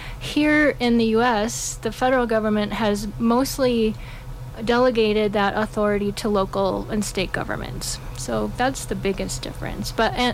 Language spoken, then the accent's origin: English; Wisconsin, United States; also born or lived in Europe; now in Telluride, United States; It was in the Midwest. I grew up in Wisconsin. Yeah, but ended up living all over the place. I've lived all over the country and all over the world.